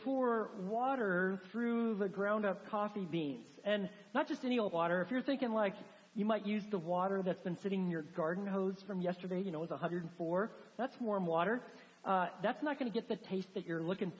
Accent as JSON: {"language": "English", "area": "the Northwest", "region": "Pacific Northwest", "country": "United States", "moved": "yes", "said": "I'm from the Northwest"}